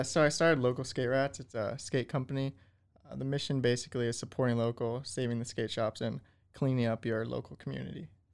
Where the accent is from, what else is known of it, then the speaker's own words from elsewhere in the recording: Malibu, California, United States; moved away as an adult; now in Waco, United States; I'm originally from Malibu, California